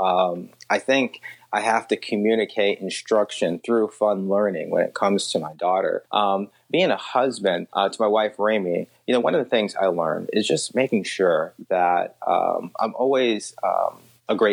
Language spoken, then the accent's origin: English; Southfield, Michigan, United States; also born or lived in Detroit, Michigan / West Bloomfield, Michigan; I grew up in Southfield, Michigan. And then later West Bloomfield.